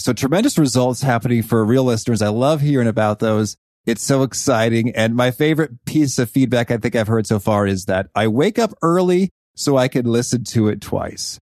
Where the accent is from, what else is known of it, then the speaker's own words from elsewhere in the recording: Danville, Illinois, United States; growing up in Danville, Illinois, we'd go to the Danville Public Library